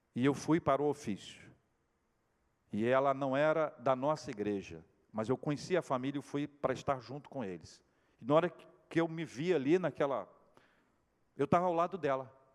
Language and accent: Portuguese; Espírito Santo, Brazil; moved away; logo no Espírito Santo, lá no meu estado